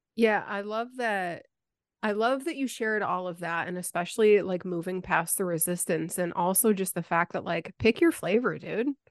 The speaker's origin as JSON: {"language": "English", "town": "Buffalo", "region": "New York", "country": "United States", "tie": "born or raised there", "moved": "as an adult", "lives_now": "the Carolinas, United States", "said": "I moved a, a little bit over a year ago from Buffalo, like my hometown"}